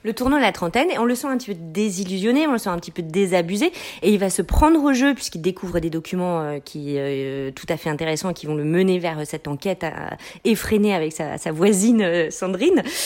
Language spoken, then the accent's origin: French; France; also born or lived in Quebec; now in Canada; en tant que Française installée au Québec depuis très longtemps